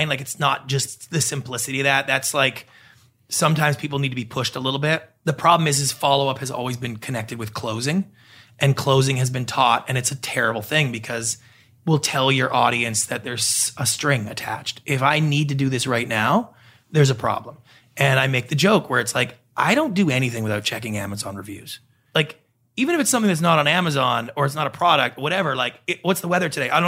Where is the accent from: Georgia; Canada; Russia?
Canada; moved away as an adult; now in Los Angeles, United States; I'm a Canadian.